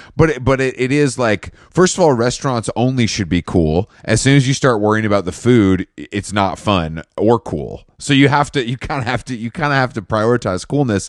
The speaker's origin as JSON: {"language": "English", "country": "United States", "said": "as an American"}